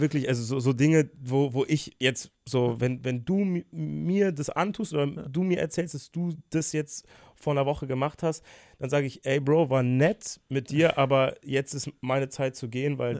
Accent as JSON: {"language": "German", "town": "Bonn", "region": "North Rhine-Westphalia", "country": "Germany", "tie": "born or raised there", "moved": "as an adult", "lives_now": "Cologne, Germany", "said": "Ich bin 23, in Bonn geboren. Jetzt vor einem Jahr bin ich nach Köln gezogen"}